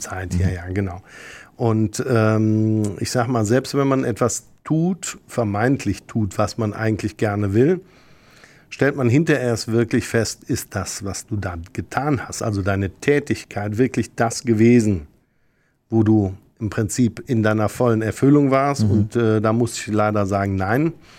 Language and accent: German; Rhineland, Germany; als Rheinländer